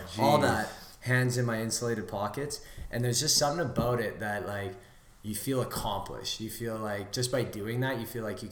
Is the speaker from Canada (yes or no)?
yes; Vancouver, British Columbia, Canada; now in Edmonton, Canada; I grew up in Vancouver, so for me, that was a big shock coming to Edmonton